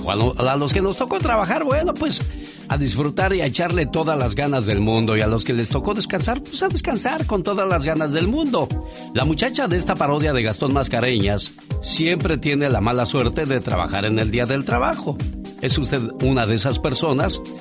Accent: Ciudad Juárez, Chihuahua, Mexico; moved away; con saludos para la gente de Ciudad Juárez, Chihuahua, porque un día Salí de Chihuahua, pero Chihuahua nunca salió de mí.

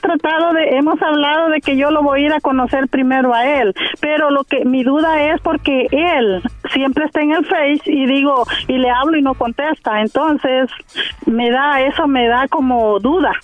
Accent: El Salvador; accent: centroamericano; Soy salvadoreña

